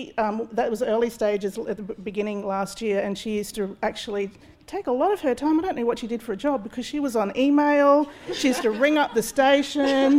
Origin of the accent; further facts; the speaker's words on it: Queensland, Australia; I'm from Queensland.